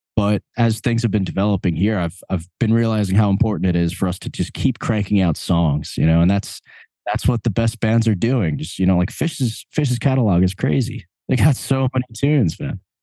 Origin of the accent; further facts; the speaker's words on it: Long Island, New York, United States; also born or lived in Asbury Park; we're both from Long Island.